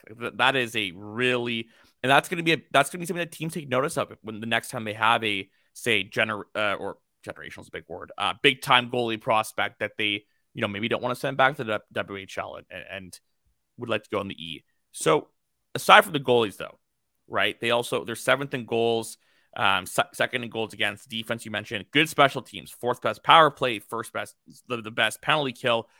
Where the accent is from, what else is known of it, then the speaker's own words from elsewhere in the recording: Canada; I'm from Canada